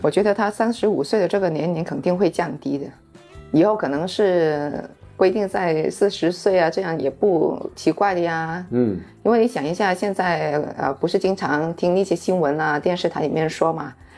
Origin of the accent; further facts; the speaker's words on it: Guangzhou, Guangdong, China; 我们广州人这些就是本土人